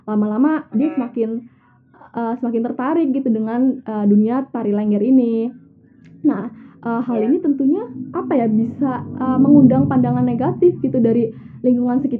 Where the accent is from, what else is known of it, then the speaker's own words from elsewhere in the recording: Banyumas, Central Java, Indonesia; tari lengger ini kan uh, emang asalnya dari Banyumas ya dimana itu uh, kampung gue sendiri